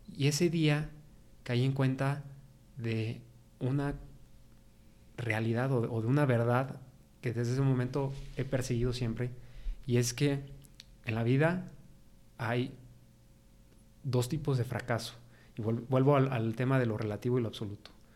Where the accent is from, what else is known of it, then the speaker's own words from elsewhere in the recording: San Luis Potosí, Mexico; estoy orgulloso de ser potosino. A mí, San Luis Potosí, me encanta. Siempre he vivido aquí, nunca me he ido